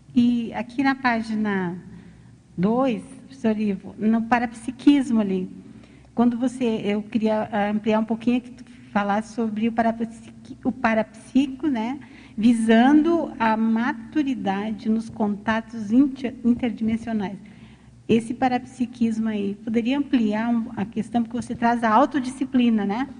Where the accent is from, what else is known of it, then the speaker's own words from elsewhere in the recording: Rio Grande do Sul, Brazil; eu sou do Rio Grande do Sul